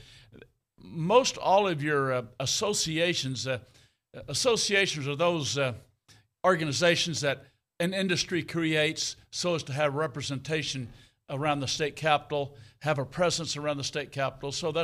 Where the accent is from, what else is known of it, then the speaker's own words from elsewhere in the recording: South Central Texas, United States; where I grew up in South Central Texas